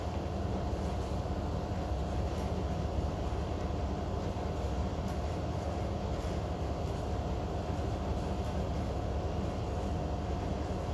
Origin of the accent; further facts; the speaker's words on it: North India, India; I am from North India